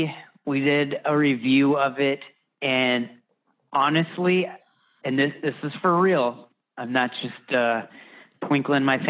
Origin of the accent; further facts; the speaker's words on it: Madison, Wisconsin, United States; now in Chicago, United States; I'm a cheesehead who's lactose intolerant, because I was born in Madison, Wisconsin